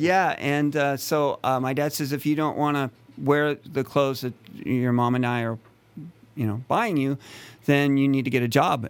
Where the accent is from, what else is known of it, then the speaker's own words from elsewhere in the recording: a town near Yosemite, California, United States; I'm from, um, a town near Yosemite. Uh, so I was born and raised here in California